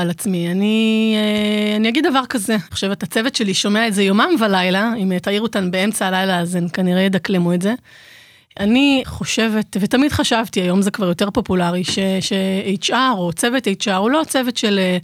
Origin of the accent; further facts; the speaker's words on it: Jerusalem, Jerusalem District, Israel; moved away; ירושלמית, למרות שאני לא גרה בירושלים כבר איזה 200 שנה